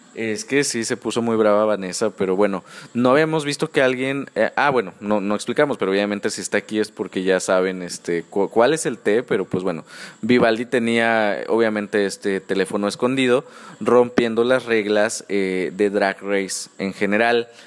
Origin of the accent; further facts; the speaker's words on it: Mexico; yo que soy mexicano